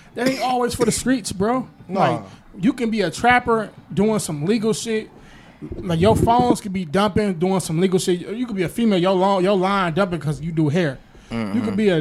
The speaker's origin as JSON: {"language": "English", "town": "Milwaukee", "region": "Wisconsin", "country": "United States", "said": "We come from Milwaukee, a small market, and ain't a lot of shit to do here"}